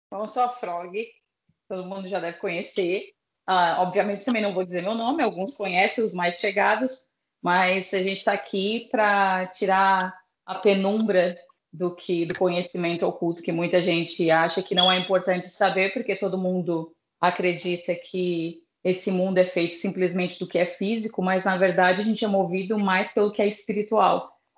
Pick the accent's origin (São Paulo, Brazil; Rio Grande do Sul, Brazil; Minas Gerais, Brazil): São Paulo, Brazil; sou daqui de São Paulo